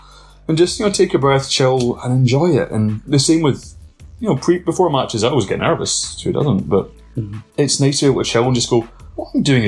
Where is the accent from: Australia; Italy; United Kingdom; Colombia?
United Kingdom; Lenzie, Scotland; born or raised there; also born or lived in Rutherglen / Aberdour, Fife